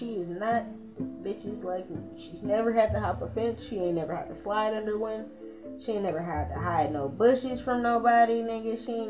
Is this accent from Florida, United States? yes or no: no; Winston-Salem, North Carolina, United States; I'm from Winston-Salem, North Carolina.